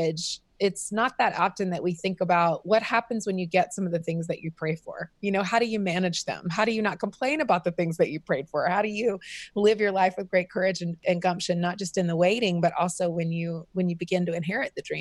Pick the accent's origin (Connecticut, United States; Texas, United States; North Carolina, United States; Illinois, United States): North Carolina, United States; moved away as an adult; also born or lived in Los Angeles; I am born and raised in North Carolina